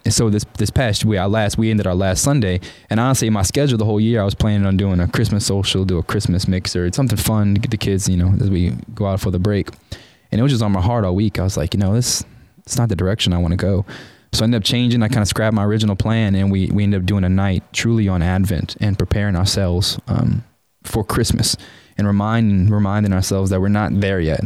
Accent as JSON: {"language": "English", "town": "New Orleans", "region": "Louisiana", "country": "United States", "tie": "born or raised there", "moved": "as an adult", "lives_now": "College Station, United States", "said": "I'm from New Orleans, so growing up in a New Orleans is a very Catholic town, and I grew up Catholic"}